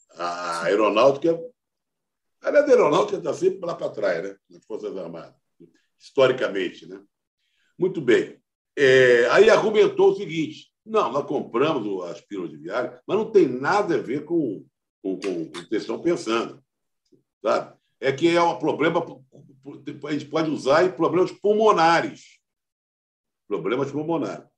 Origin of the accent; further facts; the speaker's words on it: Rio de Janeiro, Brazil; now in São Paulo, Brazil; eu sou carioca, mas sou paulistano também